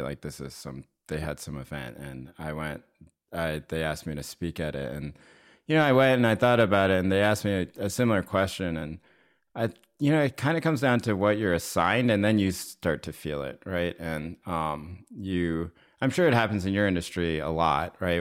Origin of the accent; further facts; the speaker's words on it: North Carolina, United States; moved away as an adult; also born or lived in Maine / New York City; I went to college in Maine, and I grew up in North Carolina